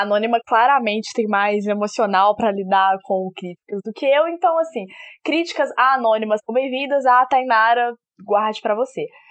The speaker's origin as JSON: {"language": "Portuguese", "town": "Belo Horizonte", "region": "Minas Gerais", "country": "Brazil", "said": "sou de BH, capital mineira, como pode, pode ver pro meu sotaque"}